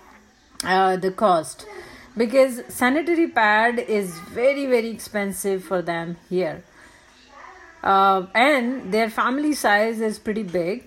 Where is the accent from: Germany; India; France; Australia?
India; moved away as an adult; also born or lived in United States; I keep visiting my village twice in a year